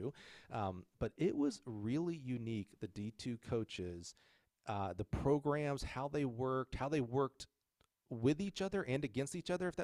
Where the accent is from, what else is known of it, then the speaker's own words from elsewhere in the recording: Alabama, United States; it's my home state, Crossplex down in Alabama.